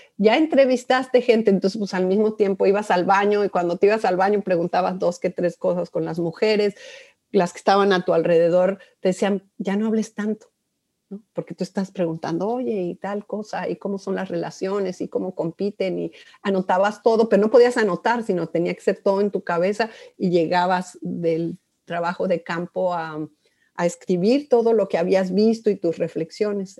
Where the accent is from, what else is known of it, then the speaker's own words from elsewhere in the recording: Mexico City, Mexico; Yo soy originaria de la Ciudad de México. Em, soy chilanga light.